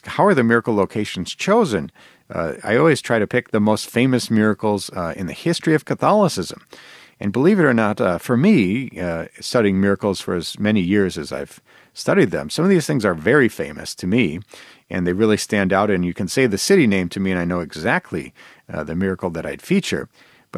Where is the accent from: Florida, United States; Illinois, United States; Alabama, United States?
Illinois, United States; It's in my home state.